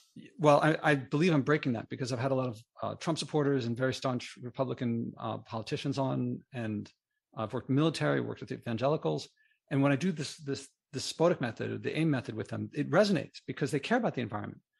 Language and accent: English; Philadelphia, Pennsylvania, United States; now in New York City, United States; I grew up in Philadelphia and moved to New York City